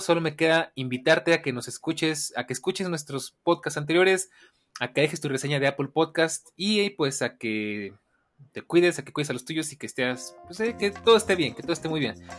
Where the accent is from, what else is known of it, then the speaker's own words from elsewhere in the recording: Mexico; como buen mexicano